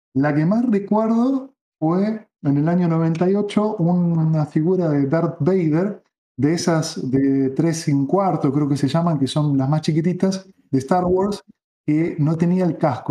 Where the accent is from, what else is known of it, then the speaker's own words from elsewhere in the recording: Buenos Aires, Argentina; si bien soy porteño, nací en Capital, no vivía en Capital